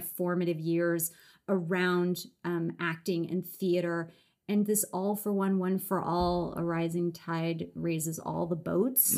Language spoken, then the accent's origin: English; Los Angeles, California, United States; I grew up in Los Angeles